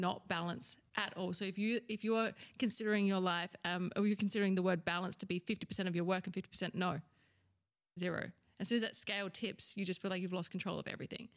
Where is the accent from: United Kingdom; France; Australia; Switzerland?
Australia; I'm from Australia